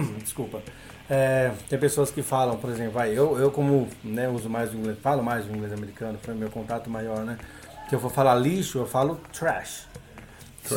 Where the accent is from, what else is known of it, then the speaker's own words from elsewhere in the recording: Brazil; first language Portuguese; ter sido o único brasileiro no meio deles